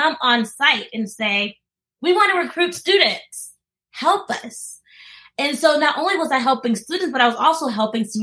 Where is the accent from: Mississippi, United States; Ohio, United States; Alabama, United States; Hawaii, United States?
Mississippi, United States; Columbus; I'm from Columbus, Mississippi